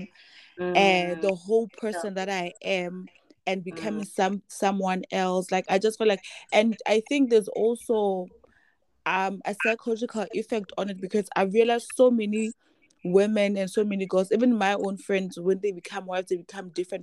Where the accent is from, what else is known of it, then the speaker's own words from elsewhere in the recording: Maseru, Maseru District, Lesotho; also born or lived in Bloemfontein, Free State, South Africa; I was born and bred in Maseru